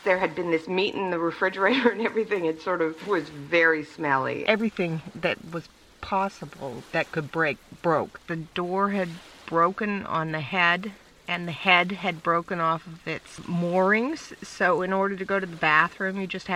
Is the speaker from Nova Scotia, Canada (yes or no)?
no; British Columbia, Canada; moved away as an adult; also born or lived in United States; I'm originally from Canada, from British Columbia.